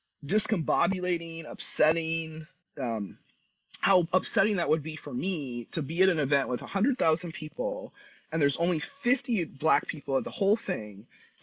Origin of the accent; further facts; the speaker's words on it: San Luis Obispo, California, United States; I'm from San Luis Obispo, right?